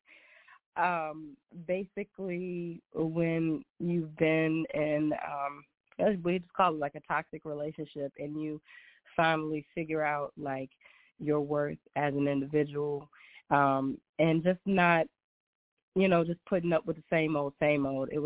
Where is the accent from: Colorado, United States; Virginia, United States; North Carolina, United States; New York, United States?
Virginia, United States; Brookneal; I am born and raised small town in Virginia. It's called Brookneal